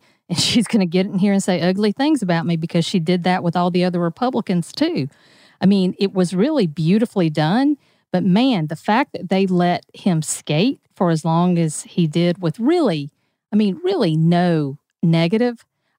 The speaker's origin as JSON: {"language": "English", "area": "Dodge County", "region": "Georgia", "country": "United States", "tie": "born or raised there", "said": "I grew up in Dodge County. I was a Southern Baptist church."}